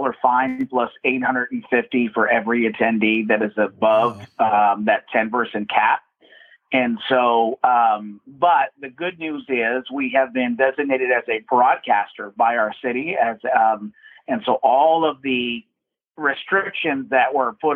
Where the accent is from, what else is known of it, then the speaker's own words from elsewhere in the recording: Hamilton, Ontario, Canada; I am from Hamilton, Ontario, Canada